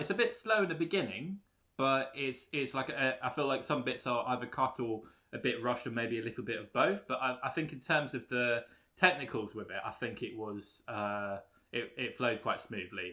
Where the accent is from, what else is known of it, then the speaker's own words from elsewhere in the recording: London, United Kingdom; I'm from London